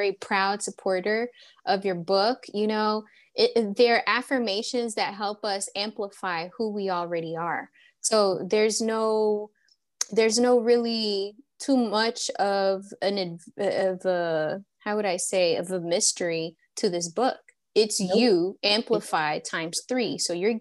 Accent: Hillsboro, Texas, United States; now in Atlanta, United States; I'm also from Texas, born in Texas, raised here

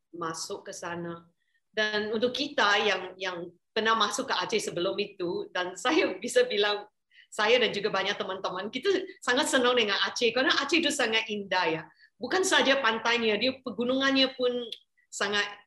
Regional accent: Malaysia; saya orang Malaysia

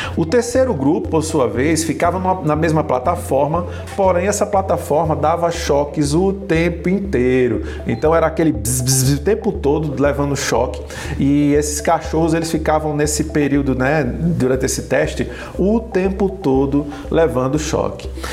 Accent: Northeast Region, Brazil; ambos somos nordestinos, nordeste na veia

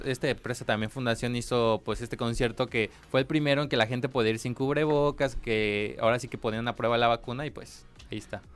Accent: Mexico; soy mexicano

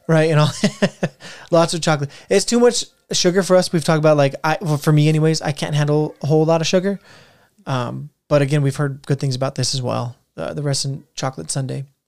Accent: Arizona, United States; we're from Arizona

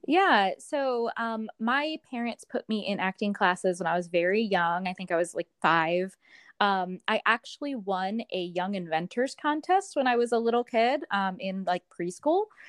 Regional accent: Columbus, Ohio, United States; moved away; my hometown of Columbus, Ohio

